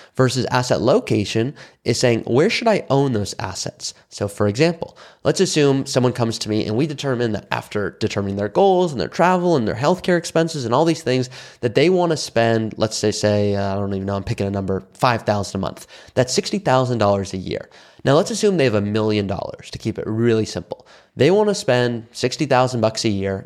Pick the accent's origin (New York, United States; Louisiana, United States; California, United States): California, United States; Malibu; I'm from Malibu, California.